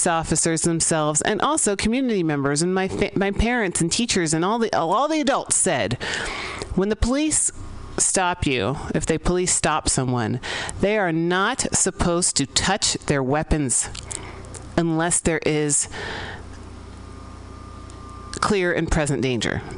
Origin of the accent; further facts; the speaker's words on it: San Francisco, California, United States; I grew up here in San Francisco, and not that old. I'm pretty young, actually. I grew up here in the 80s, born in the early 80s.